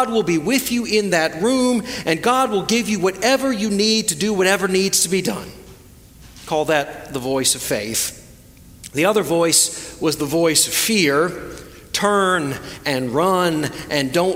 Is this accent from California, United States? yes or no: no; Florida, United States; now in Hickory, United States; growing up in Florida, we had lots of spectacular storms